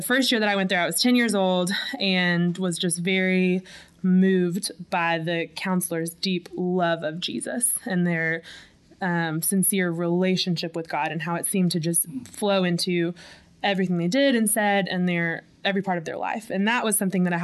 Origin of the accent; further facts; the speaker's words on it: Little Rock, Arkansas, United States; I was born and raised in Little Rock, Arkansas